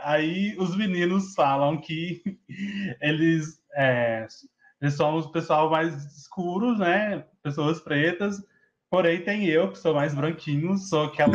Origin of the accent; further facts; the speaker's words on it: Patos de Minas, Minas Gerais, Brazil; eu sou do, de Patos de Minas